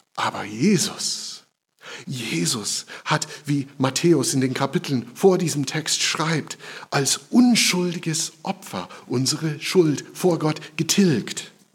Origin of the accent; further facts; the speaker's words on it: United States; German is a second language; now in Germany; In meiner Heimat, in den USA